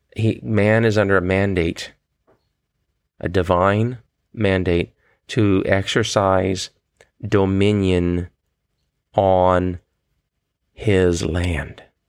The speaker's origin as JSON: {"language": "English", "country": "United States", "said": "as an American"}